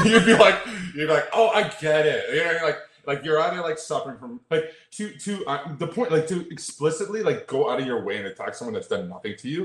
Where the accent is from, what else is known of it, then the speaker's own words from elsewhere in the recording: Toronto, Ontario, Canada; I'm from Toronto, but I'm in the states all the time